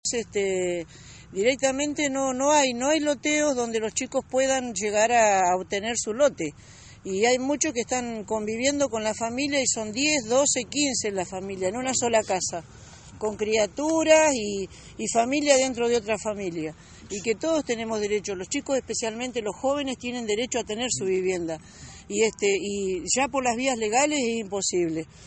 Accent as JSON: {"language": "Spanish", "town": "General Roca", "region": "Río Negro", "country": "Argentina", "tie": "born or raised there", "said": "criado en barrio Tiro Federal"}